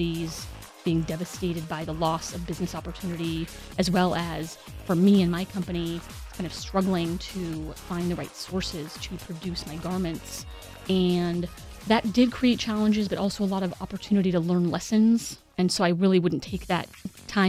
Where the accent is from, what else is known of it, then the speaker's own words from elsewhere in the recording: Bay Area, California, United States; moved away as an adult; also born or lived in New York; now in Raleigh, United States; Originally, I'm from the Bay Area